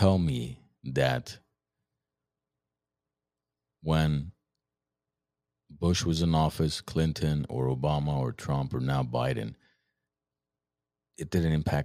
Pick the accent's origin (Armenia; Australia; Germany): Armenia; moved away; what we grew up with in Soviet Armenia